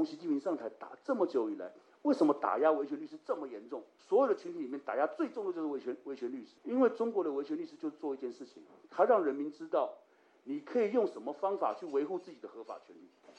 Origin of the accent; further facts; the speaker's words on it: Taiwan; 我们台湾人